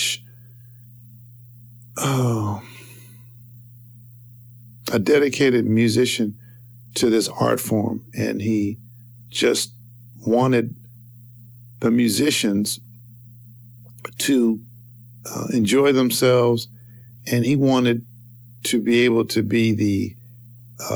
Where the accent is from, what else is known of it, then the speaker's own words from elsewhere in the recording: Denver, Colorado, United States; moved away; also born or lived in Carthage, Missouri; Denver, where I got married, my hometown, my town I grew up in, hometown